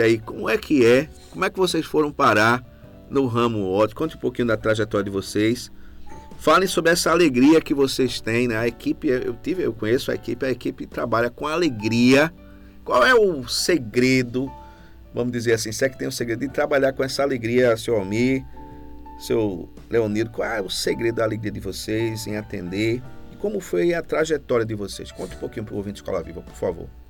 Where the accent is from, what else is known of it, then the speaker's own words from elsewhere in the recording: Recife, Pernambuco, Brazil; moved away as an adult; now in Carpina, Brazil; eu sou de Recife, né? moro aqui em Carpina desde 2015